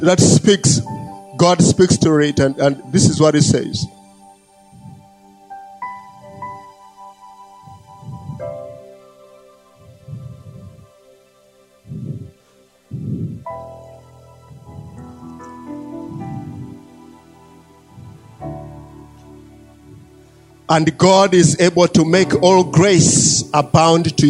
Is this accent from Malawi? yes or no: yes; Malawi; I was born here in Malawi and I have lived here in Malawi